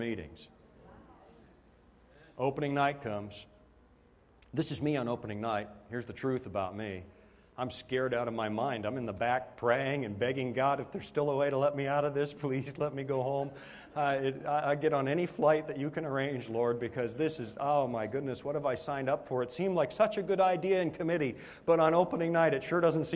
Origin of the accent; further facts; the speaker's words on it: Canada; moved away; I'm a Canadian